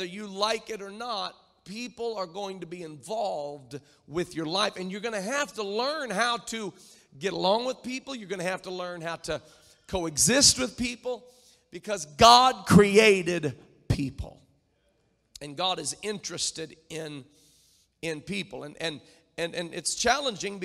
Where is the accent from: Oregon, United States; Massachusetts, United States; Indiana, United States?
Indiana, United States; near Indianapolis, United States; I grew up near Indianapolis